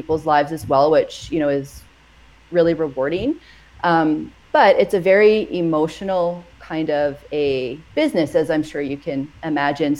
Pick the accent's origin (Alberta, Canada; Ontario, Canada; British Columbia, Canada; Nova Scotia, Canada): Alberta, Canada; Edmonton; moved away as an adult; now in Edson, Canada; we're from Edmonton